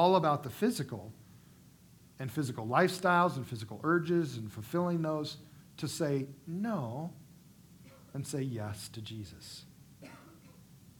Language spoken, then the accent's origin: English; United States; as American people living in the wealthiest country in the world